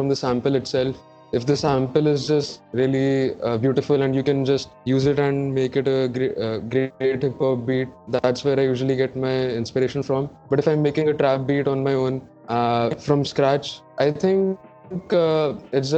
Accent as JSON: {"language": "English", "country": "India", "said": "I'm a producer from India"}